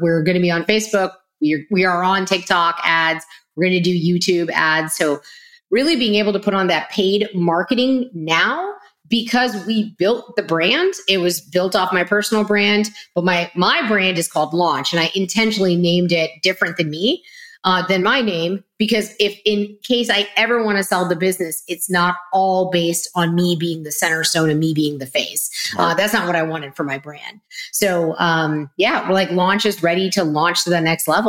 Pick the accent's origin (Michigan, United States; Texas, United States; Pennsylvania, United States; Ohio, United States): Texas, United States; I'm already a Texan